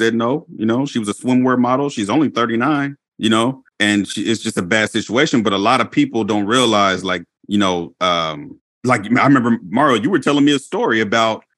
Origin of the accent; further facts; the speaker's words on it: Inglewood, California, United States; moved away; I was born in Los Angeles. I was born in Inglewood, but I have family members that still live there